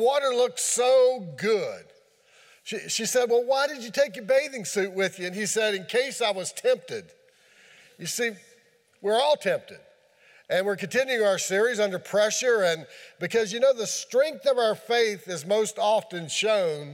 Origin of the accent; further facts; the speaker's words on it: Kieseltown, Virginia, United States; That's Gay and I's home. Gay wouldn't take it as her hometown. It's my hometown